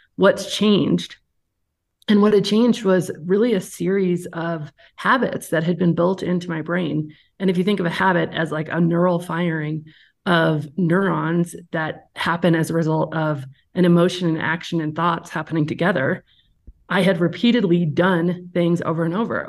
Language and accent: English; Aspen, Colorado, United States; now in Evergreen, United States; I am from Aspen, Colorado originally. Live in Evergreen, Colorado now